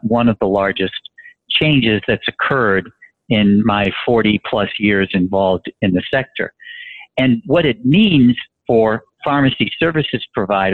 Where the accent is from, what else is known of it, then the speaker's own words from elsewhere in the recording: Boston, Massachusetts, United States; I'm from Boston